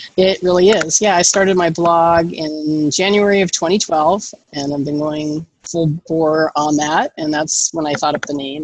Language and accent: English; Los Angeles, California, United States; I grew up in Los Angeles with a screenwriter, producer, mother.